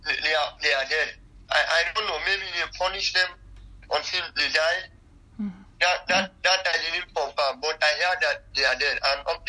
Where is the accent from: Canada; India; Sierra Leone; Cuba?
Sierra Leone; Freetown, Western Area; also born or lived in Libya; now in Germany; I'm from Freetown.